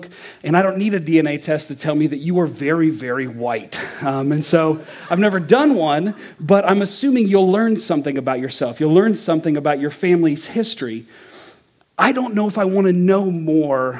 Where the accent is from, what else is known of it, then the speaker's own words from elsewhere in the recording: Kentucky, United States; I'm from Kentucky